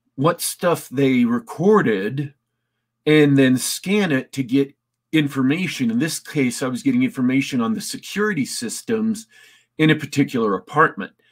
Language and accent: English; Isle of Man; I'm actually Manx, not quite Welsh